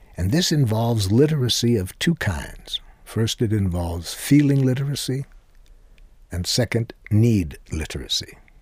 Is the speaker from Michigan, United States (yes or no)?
yes; Detroit, Michigan, United States; the language that I was educated to speak growing up in Detroit